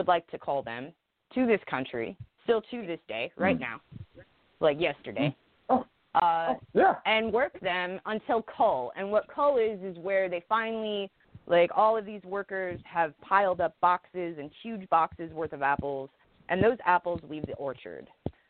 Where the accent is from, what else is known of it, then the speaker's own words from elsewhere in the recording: Wenatchee, Washington, United States; I grew up in an agricultural area, right? I grew up in Wenatchee, Washington, and that place is known as the apple capital of the world.